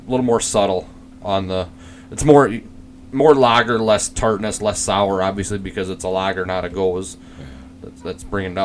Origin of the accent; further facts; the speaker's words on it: Minnesota, United States; accent: thick Minnesotan; my thick Minnesotan accent